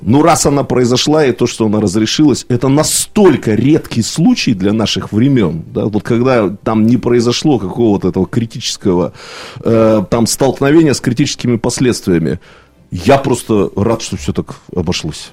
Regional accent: Irkutsk, Irkutsk Oblast, Russia; как иркутянин

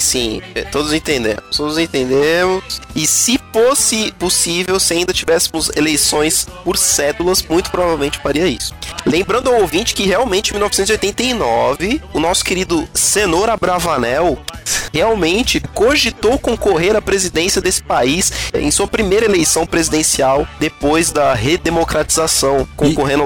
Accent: Rio Grande do Sul, Brazil; eu sou do Rio Grande do Sul, então é outro país

